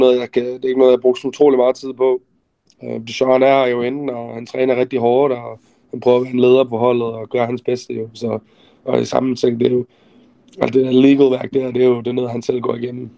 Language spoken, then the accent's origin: Danish; Denmark; now in Arizona, United States; jeg fik muligheden for at komme hjem til Danmark og se familie igen, og være hjemme i Danmark for første gang i mange, mange år